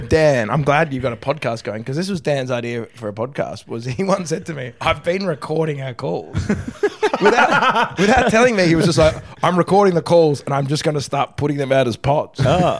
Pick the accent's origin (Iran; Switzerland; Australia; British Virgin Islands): Australia; now in United States; Like I'm an Australian, but I don't. I don't feel like I live here anymore. I've kind of my first few years in America.